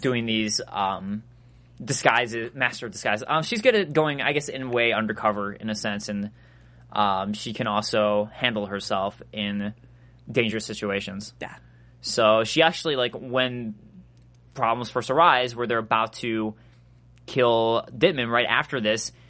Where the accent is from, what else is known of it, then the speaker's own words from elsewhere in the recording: Chicago, Illinois, United States; I'm from Chicago